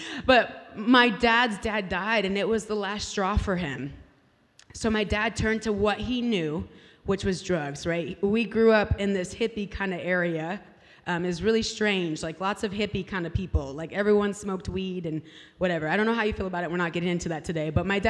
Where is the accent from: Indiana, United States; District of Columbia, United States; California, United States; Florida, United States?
California, United States; now in Kansas City, United States; trying to make it in California. I'm a Californian, by the way.